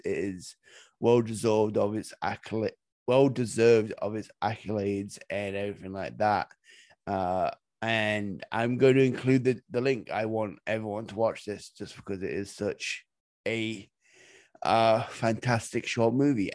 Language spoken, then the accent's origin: English; Nottingham, East Midlands, United Kingdom; I'm from Nottingham